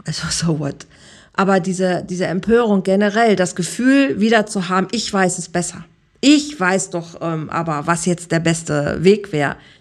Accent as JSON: {"language": "German", "country": "Germany", "moved": "as an adult", "lives_now": "Mallorca, Spain", "said": "wir sind Deutsche, wir bleiben Deutsche"}